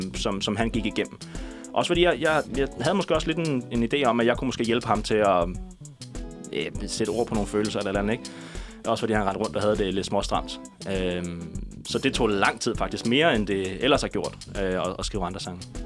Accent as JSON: {"language": "Danish", "town": "Næstved", "region": "Zealand", "country": "Denmark", "tie": "born or raised there", "also_born_or_lived": "Ringsted", "said": "Jeg er født og opvokset i Ringsted, en lille, en lille skar"}